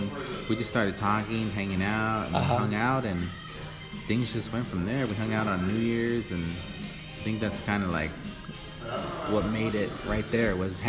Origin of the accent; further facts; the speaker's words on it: Rosemead, California, United States; moved away as an adult; also born or lived in El Monte / Whittier / Alhambra; now in Rialto, United States; But to me, home is Rosemead, San Gabriel Valley, bro.